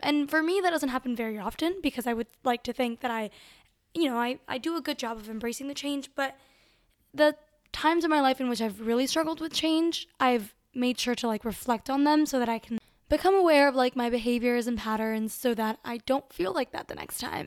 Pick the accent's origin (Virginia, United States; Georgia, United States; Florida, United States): Florida, United States; Miami; moved away as an adult; also born or lived in Venezuela; now in South Bend, United States; I was born in Venezuela, but I grew up in Miami and I go to school at Notre Dame